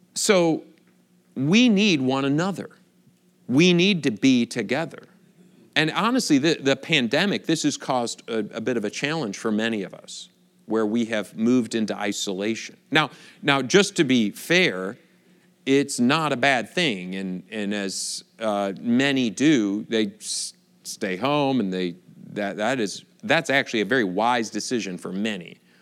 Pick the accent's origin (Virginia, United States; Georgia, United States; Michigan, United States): Michigan, United States; moved away as an adult; also born or lived in Chicago / Kentucky / California / Wisconsin; I grew up in Michigan